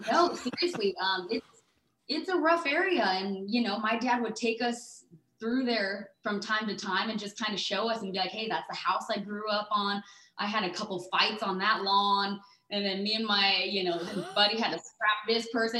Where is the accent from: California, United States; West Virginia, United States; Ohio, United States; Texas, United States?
California, United States; Surfside; born or raised there; also born or lived in Los Angeles